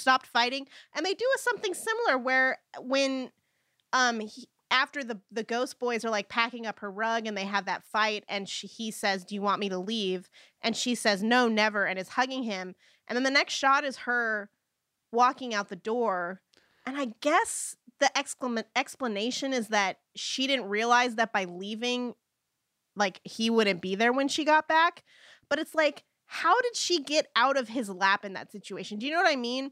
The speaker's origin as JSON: {"language": "English", "country": "United States", "said": "as an American"}